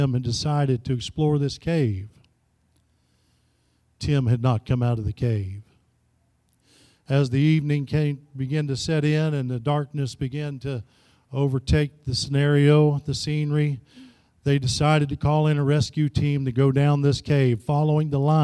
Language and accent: English; Florida, United States; also born or lived in Tennessee; now in Kansas City, United States; Back home, I'm originally from Florida.